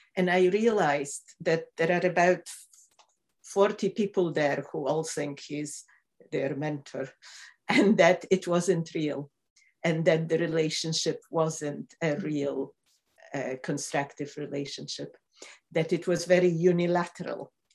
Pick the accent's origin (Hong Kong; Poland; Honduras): Poland; moved away as an adult; also born or lived in Michigan; now in Glasgow, United Kingdom